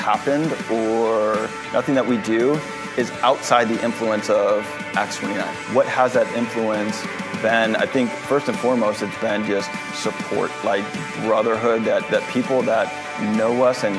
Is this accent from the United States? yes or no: yes; St. Louis, Missouri, United States; moved away as an adult; also born or lived in Orlando, Florida; now in Jupiter, United States; I was born and raised in St. Louis